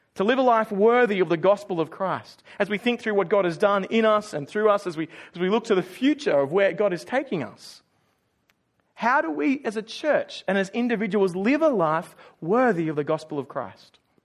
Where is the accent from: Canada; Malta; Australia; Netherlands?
Australia; moved away as an adult; now in Auckland, New Zealand; I was born in Australia, you know, the Western Island. Uh, a-, and, and for me, I, I grew up in, in one house.